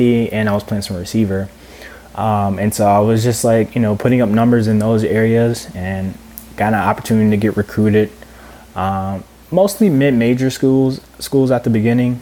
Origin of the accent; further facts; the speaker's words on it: Cordele, Georgia, United States; moved away as an adult; also born or lived in Miami; I grew up in Cordial, Georgia, Southwest Georgia. Very rural town